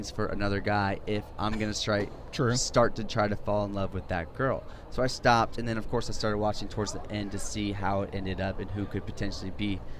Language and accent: English; Jacksonville, Florida, United States; growing up in Jacksonville